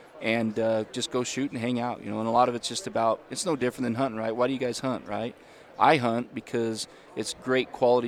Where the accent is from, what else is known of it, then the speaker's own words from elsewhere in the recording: Utah, United States; born and raised. I live up in the Ogden area, up in northern Utah.